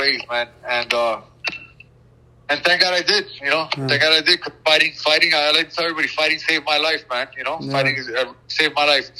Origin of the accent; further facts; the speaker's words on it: Miami, Florida, United States; I was born and raised in Miami, Florida